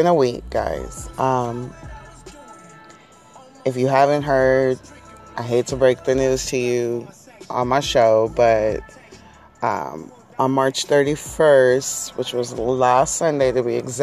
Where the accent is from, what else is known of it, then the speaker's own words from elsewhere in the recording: San Diego, California, United States; I'm born and raised in San Diego. I'm from Cali